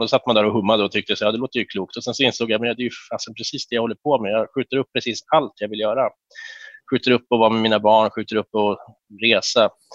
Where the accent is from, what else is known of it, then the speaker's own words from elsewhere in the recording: Härnösand, Västernorrland County, Sweden; moved away as an adult; also born or lived in Uppsala; jag är född i Härnösand 76 eh, och eh, växte upp där